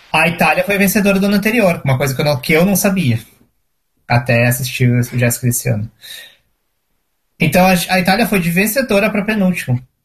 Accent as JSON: {"language": "Portuguese", "town": "Porto Alegre", "region": "Rio Grande do Sul", "country": "Brazil", "moved": "yes", "said": "eu morava em Porto Alegre, eu sou de Porto Alegre"}